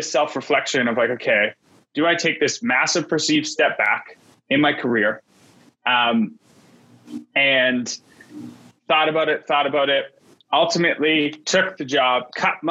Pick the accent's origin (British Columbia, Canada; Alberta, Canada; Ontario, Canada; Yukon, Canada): British Columbia, Canada; Vancouver; tech was booming in Vancouver, where I'm from. I'm Canadian.